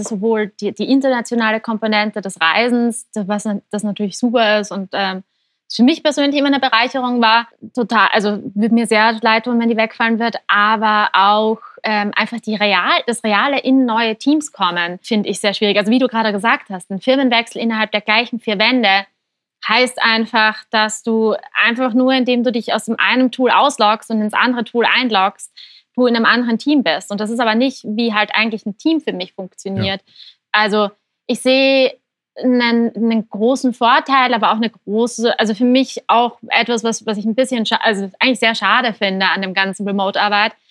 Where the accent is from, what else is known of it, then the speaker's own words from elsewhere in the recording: Graz, Styria, Austria; wir waren aber dieses Jahr zum Beispiel einfach mal zwei Monate in Graz, in meiner Heimat in Österreich.